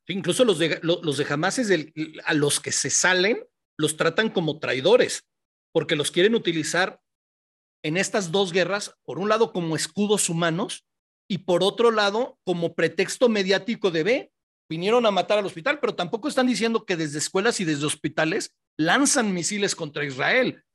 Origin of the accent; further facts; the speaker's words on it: Mexico; como pueblo mexicano